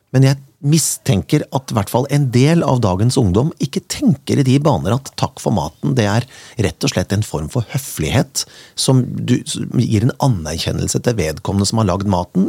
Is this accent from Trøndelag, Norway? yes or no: no; Kongsberg, Buskerud, Norway; Jeg kommer fra Kongsberg med opp mot 2,5 til 3 meter snø på vinteren